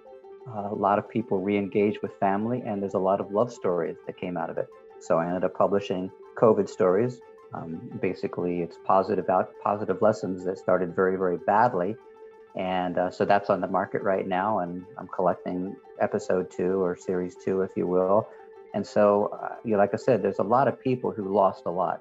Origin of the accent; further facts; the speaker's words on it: United States; now in Europe; as an American, we kind of are becoming more and more isolated